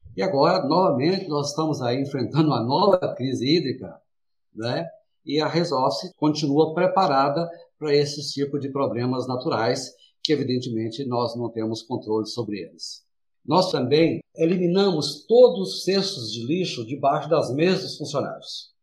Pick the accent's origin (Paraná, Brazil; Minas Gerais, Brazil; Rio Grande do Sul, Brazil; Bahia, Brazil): Minas Gerais, Brazil; interior of; moved away as an adult; now in São Paulo, Brazil; eu sou do interior, lá de Minas Gerais, morei no interior, vim para São Paulo, tinha 19 anos